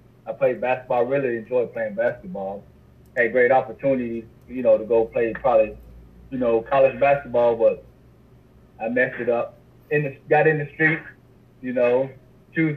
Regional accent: Lake Charles, Louisiana, United States; now in Portage, United States; growing up in Southwest Louisiana, Lake Charles

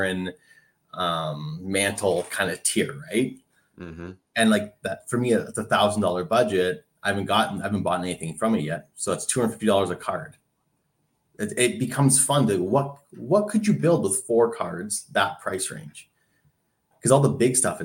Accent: Canada; As a Canadian

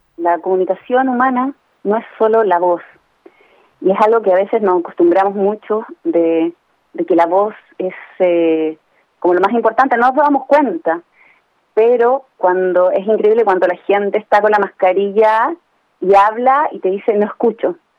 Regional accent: Santiago, Santiago Metropolitan Region, Chile; now in Israel; soy la hija mayor de dos padres sordos que crecí en Santiago

